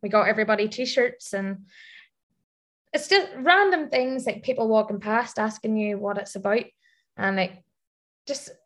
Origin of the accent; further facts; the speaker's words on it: Ireland; moved away as an adult; now in Dubai, United Arab Emirates; being an Irish expat coming out to Dubai